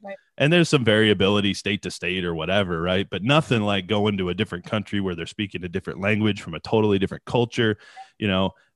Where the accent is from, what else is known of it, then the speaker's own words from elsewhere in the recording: United States; coming from the states and being in the states your whole life